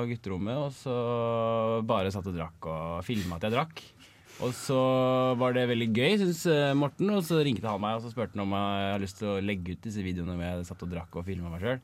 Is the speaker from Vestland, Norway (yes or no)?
no; Kongsberg, Buskerud, Norway; now in Trondheim, Norway; Jeg kommer fra, fra Kongsberg i Buskerud.